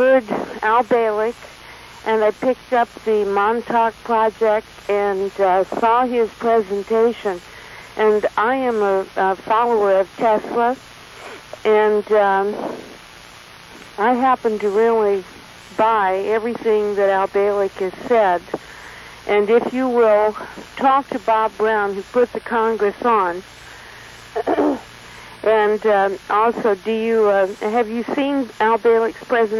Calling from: Ontario, Canada; I'm calling from Ontario.

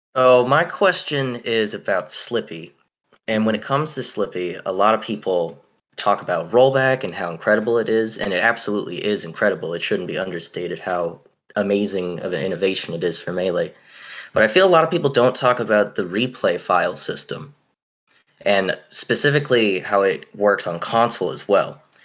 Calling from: Massachusetts, United States; I'm calling in from Massachusetts

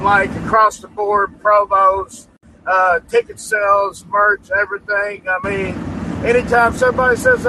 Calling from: Louisville, Kentucky, United States; I'm actually Louisville, Kentucky.

